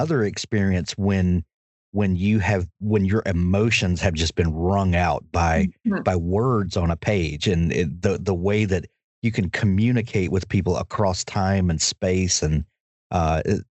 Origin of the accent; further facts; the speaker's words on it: South Mississippi, United States; South Mississippi, down near the Gulf Coast.